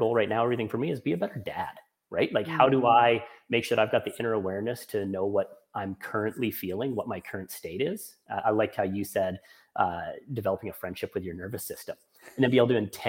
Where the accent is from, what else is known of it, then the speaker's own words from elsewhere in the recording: Canada; I'm Canadian